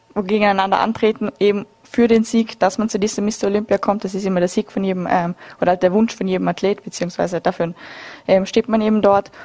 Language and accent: German; Austria; bei uns in Österreich